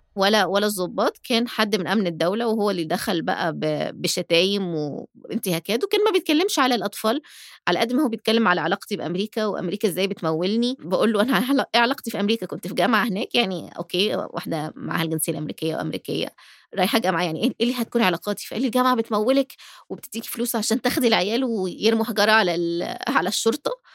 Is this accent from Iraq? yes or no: no; Egypt; also born or lived in United States; أنا طول ما أنا في مصر آه، بتعامل كمصرية مش كأمريكية